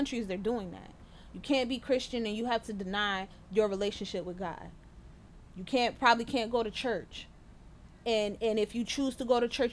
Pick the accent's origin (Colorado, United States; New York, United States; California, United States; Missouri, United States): New York, United States; moved away; in New York, I can't even go back to my hometown